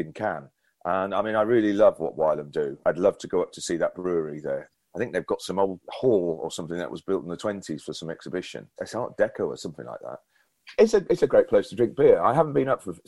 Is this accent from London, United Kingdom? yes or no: no; Llandudno, Wales, United Kingdom; my hometown of Llandudno